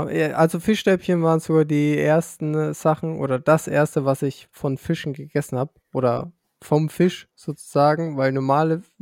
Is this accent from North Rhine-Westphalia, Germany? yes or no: no; Bavaria, Germany; Ähm, ja, also wenn gerade Bayern geil ist, dann bin ich Bayer. Und ähm, wenn ich mich davon differenzieren muss, dann bin ich Franke.